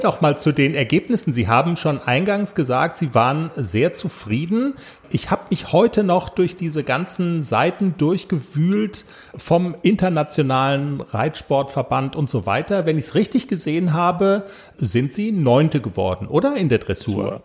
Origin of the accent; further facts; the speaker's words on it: Germany; wir sind aus Deutschland